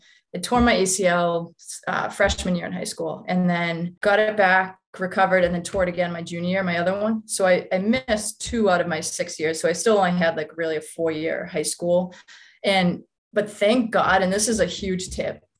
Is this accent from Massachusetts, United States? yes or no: yes; Boston, Massachusetts, United States; I'm from West Roxbury, so right in Boston, okay. Massachusetts